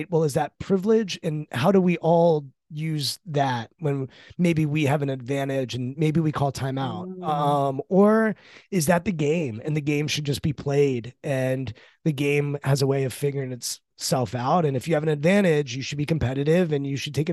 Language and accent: English; Maryland, United States; I'm from Maryland